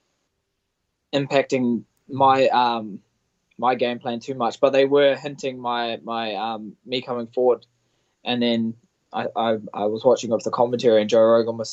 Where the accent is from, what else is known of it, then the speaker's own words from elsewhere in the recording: Auckland, New Zealand; my family that live about 5 hours away from my hometown in Auckland